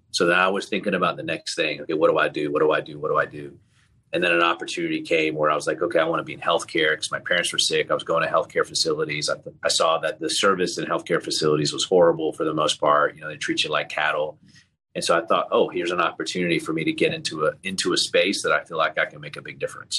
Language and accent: English; Tallahassee, Florida, United States; also born or lived in Leicester, England; I was around seven, eight years old when we moved to Tallahassee, Florida